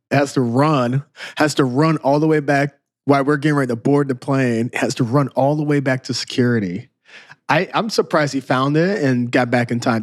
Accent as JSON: {"language": "English", "region": "Southern Illinois", "country": "United States", "moved": "yes", "lives_now": "Chicago, United States", "said": "We're from Southern Illinois. We moved to Chicago."}